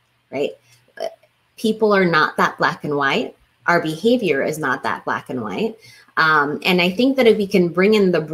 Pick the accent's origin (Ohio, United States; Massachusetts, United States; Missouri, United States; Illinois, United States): Missouri, United States; Kansas City; I grew up in Kansas City, which is known for barbecue